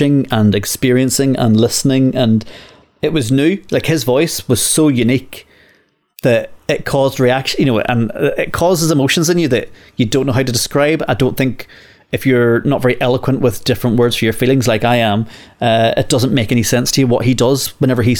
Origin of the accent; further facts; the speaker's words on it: Northern Ireland, United Kingdom; now in England; growing up in Northern Ireland